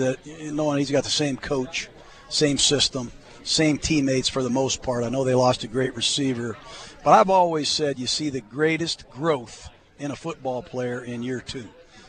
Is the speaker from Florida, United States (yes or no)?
yes; Tampa, Florida, United States; Well, I'm from Tampa.